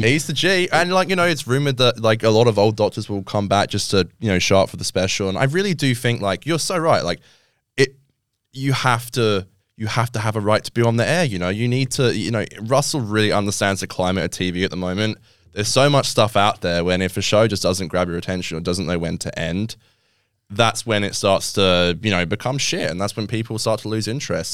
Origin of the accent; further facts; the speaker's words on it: England, United Kingdom; now in Australia; I'm English